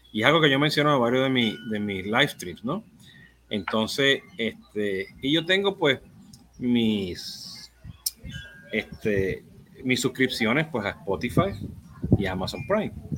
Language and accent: Spanish; Puerto Rico; Yo soy boricua